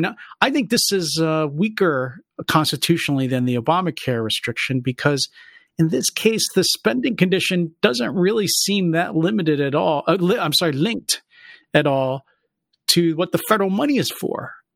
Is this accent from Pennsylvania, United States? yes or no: yes; Philadelphia, Pennsylvania, United States; I'm from Philly.